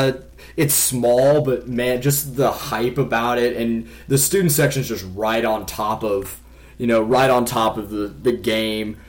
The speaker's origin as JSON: {"language": "English", "town": "Kansas City", "country": "United States", "said": "I'm from the Kansas City area"}